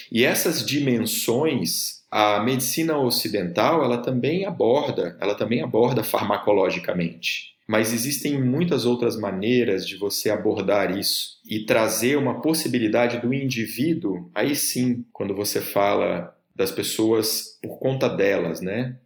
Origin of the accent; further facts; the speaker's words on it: Rio de Janeiro, Brazil; minha família morava lá, sou do Rio